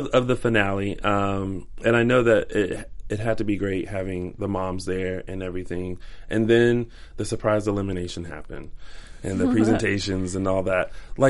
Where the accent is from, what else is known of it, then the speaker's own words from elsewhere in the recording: the South, United States; now in Los Angeles, United States; I'm from the South too.